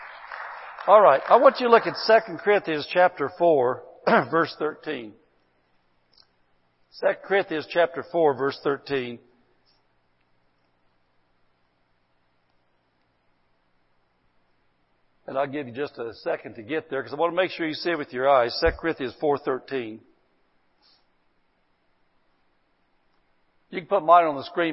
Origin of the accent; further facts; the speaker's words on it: Indiana, United States; accent: hillbilly; now in Barstow, United States; I come from Indiana, man, where, man, there wasn't anything like any Spanish-speaking people, man. We just a bunch of little old hillbilly people. We spoke hillbilly